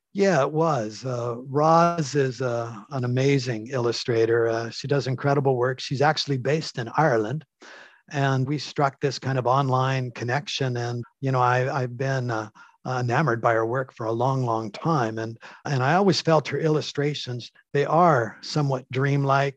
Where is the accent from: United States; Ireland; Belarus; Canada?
Canada; as a Canadian